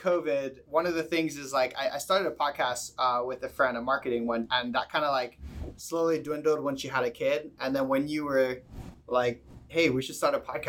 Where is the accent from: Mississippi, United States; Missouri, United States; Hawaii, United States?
Hawaii, United States; Maui; also born or lived in Saipan; I actually moved here in 2000, actually. So I've been here for 21 years. I grew up on Maui. I moved here when I was 9. I moved from the island of Saipan.